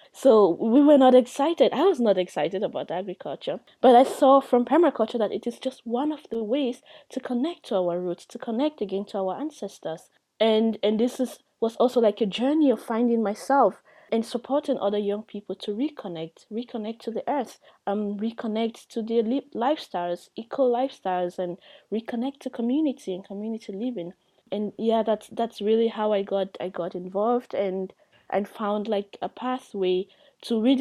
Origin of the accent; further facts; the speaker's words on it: Cameroon; moved away as an adult; now in Europe; from Cameroon